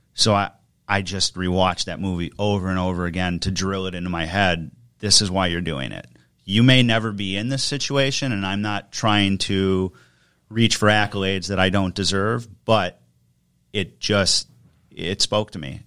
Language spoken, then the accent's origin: English; Germantown, Wisconsin, United States; also born or lived in Detroit / New Jersey / Kentucky / Milwaukee; settled in Germantown, Wisconsin for about the last twenty-five years, went to grade school, high school there